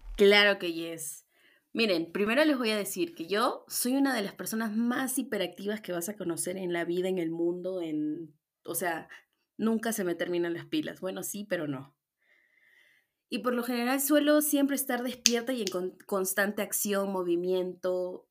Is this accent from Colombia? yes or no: no; Puerto Maldonado, Madre de Dios, Peru; moved away as an adult; now in Arequipa, Peru; yo soy de Puerto Maldonado. Eso, ñañitos, yo soy de la selva.